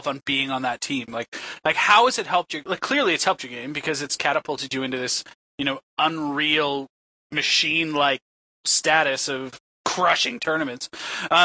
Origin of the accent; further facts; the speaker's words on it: Canada; I'm from Canada